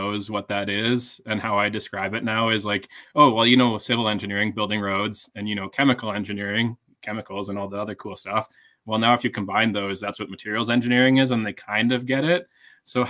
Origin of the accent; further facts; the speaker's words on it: Calgary, Alberta, Canada; now in Edmonton, Canada; I'm from Calgary originally